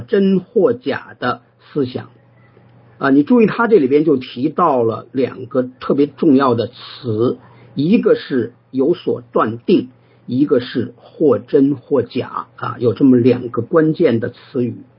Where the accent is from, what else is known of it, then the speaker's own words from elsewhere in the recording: China; 我们中国人